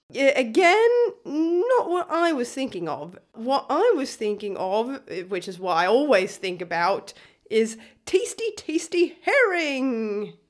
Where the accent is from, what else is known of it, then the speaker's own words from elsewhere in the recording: Skåne coast, Sweden; I grew up on the Skåne coast